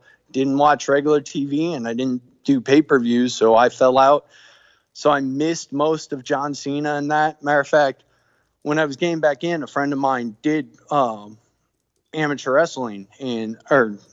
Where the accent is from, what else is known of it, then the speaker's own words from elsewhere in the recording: Texas, United States; moved away; I'm from Texas originally.